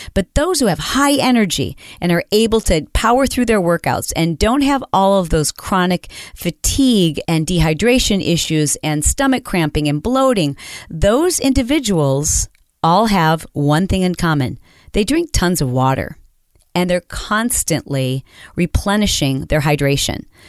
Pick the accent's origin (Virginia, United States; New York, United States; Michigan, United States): Michigan, United States; I grew up in Michigan